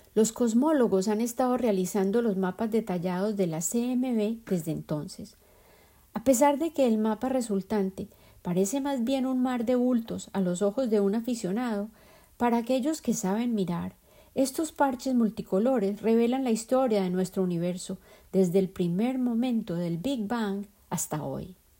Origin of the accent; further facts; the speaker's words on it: Colombia; moved away; El ajiaco es el plato típico de la capital de mi país de origen, Colombia